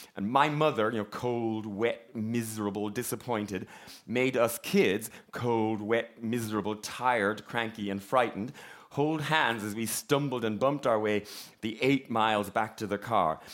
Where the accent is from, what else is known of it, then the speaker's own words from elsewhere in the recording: Ballinrobe, Connacht, Ireland; I am from a small town in County Mayo called Ballinrobe